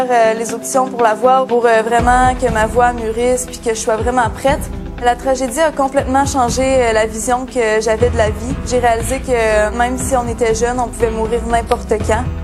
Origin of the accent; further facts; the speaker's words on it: Lac-Mégantic, Quebec, Canada; j'ai 17 ans et je viens de Lac-Mégantic.